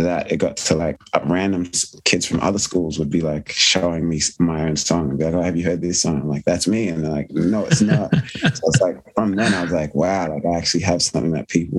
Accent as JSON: {"language": "English", "town": "Sydney", "region": "New South Wales", "country": "Australia", "tie": "born or raised there", "said": "the area I grew up in Sydney, in Blacktown"}